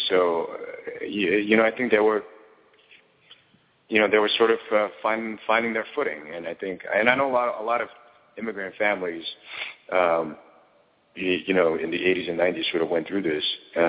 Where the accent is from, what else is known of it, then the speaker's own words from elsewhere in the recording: New York City, New York, United States; We grew up in New York City, but we moved almost every year, year and a half, couple of years or so.